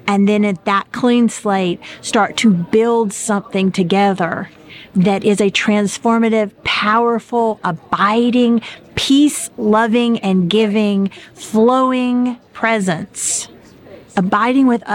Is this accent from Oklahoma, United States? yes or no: no; South Alabama, United States; now in Connecticut, United States; I was raised in South Alabama